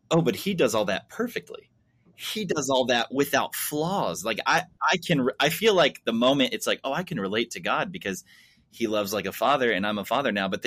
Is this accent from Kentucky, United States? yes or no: yes; Kentucky, United States; Hey, listen, we're from Kentucky. I get that southern uh, Pentecostal church.